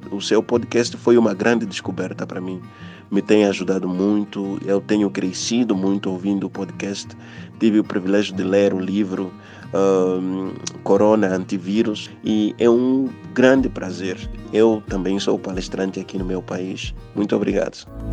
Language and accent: Portuguese; Angola; eu sou de Angola